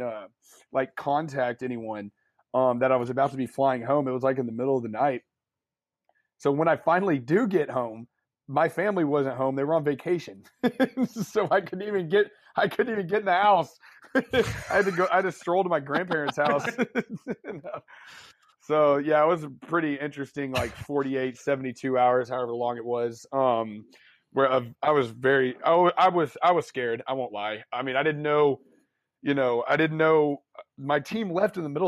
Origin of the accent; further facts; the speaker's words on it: Dallas, Texas, United States; I'm from Dallas